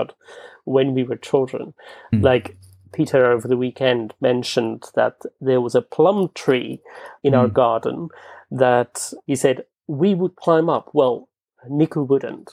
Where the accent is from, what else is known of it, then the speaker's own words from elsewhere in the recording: Bloemfontein, Free State, South Africa; English is a second language; moved away as an adult; also born or lived in Scotland / United States; now in London, United Kingdom; Bloemfontein, which is the city that I grew up in South Africa